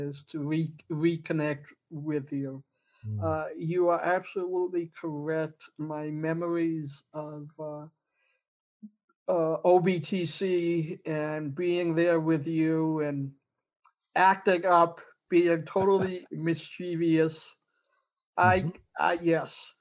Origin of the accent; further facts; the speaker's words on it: Boston, Massachusetts, United States; moved away as an adult; also born or lived in Bowling Green, Ohio; I had spent the first many years of my life back in Boston, as you may be able to tell from my accent.